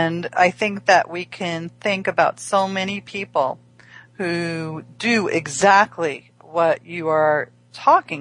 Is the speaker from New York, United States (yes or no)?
yes; New York City, New York, United States; I grew up in Flushing